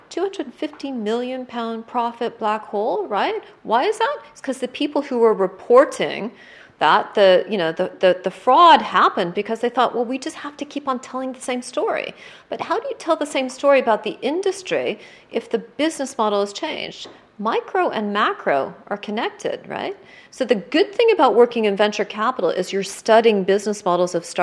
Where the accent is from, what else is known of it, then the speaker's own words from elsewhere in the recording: United States; now in United Kingdom; now as an American